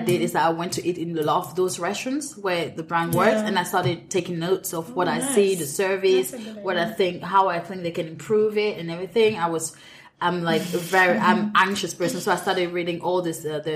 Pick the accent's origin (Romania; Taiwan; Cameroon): Cameroon; moved away as an adult; also born or lived in France / Edinburgh, United Kingdom; now in London, United Kingdom; I'm Cameroonian. I grew up in Cameroon